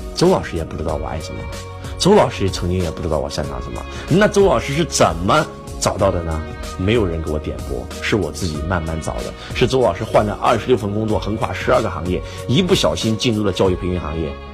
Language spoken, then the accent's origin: Chinese; China; also born or lived in Zhengzhou / Luoyang; now in Shenzhen, China; 我们中国人